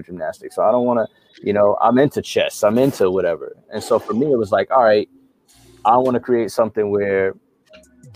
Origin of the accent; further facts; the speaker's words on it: Mount Vernon, New York, United States; also born or lived in Yonkers, New York / the Carolinas / Georgia; now in Florida, United States; born and raised in New York